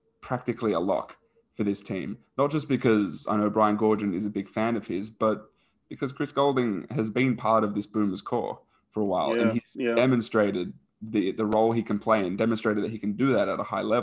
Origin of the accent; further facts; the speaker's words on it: Australia; we as Australians